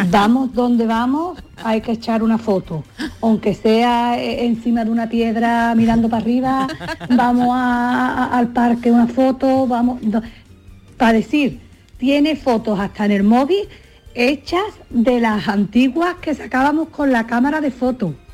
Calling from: Seville, Andalusia, Spain; de Sevilla.

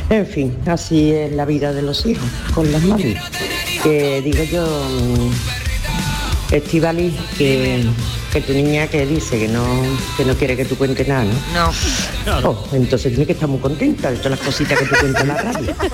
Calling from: Seville, Andalusia, Spain; de Sevilla.

